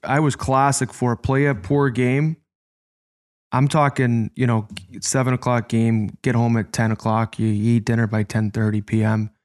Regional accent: Chicago, Illinois, United States; I'm from Chicago, so I grew up in our youth hockey city

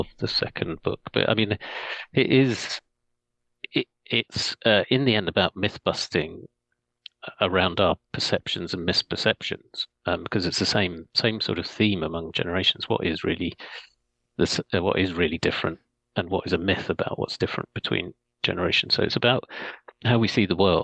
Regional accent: Scotland, United Kingdom; now in London, United Kingdom; I was born in Scotland

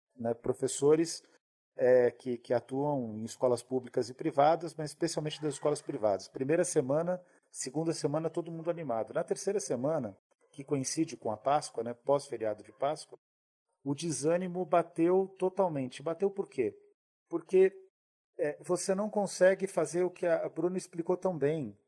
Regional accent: São Paulo, Brazil; Eu sou de Pirituba

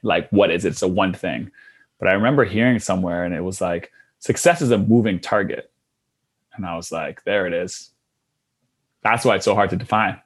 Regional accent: Canada; also born or lived in Australia; being Canadian

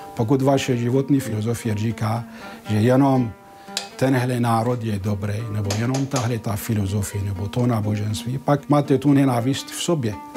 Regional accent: Syria; Czech is a second language; moved away as an adult; now in Prague, Czech Republic; já jsem z východu, já jsem ze Sýrie

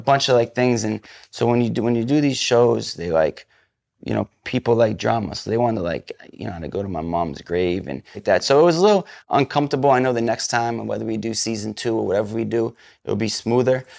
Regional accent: New England, United States; I'm from New England

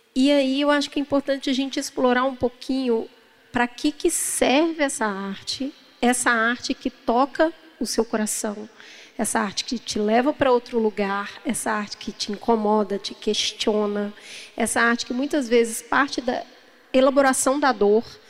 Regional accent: Brazil; Enquanto brasileiros

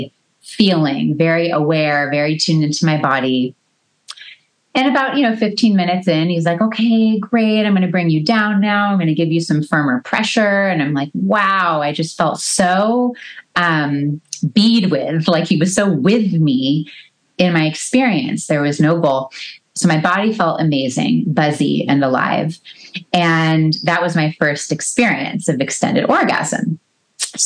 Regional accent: Los Angeles, California, United States; moved away; I grew up in a suburb

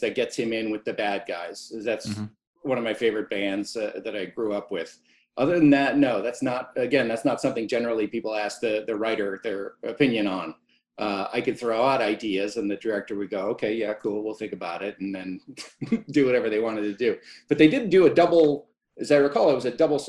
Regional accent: San Diego, California, United States; I grew up in San Diego

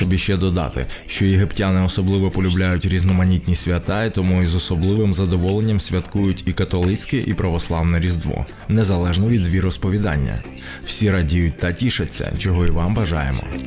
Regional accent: Kamianets-Podilskyi, Khmelnytskyi Oblast, Ukraine; у моєму рідному Кам'янці-Подільському

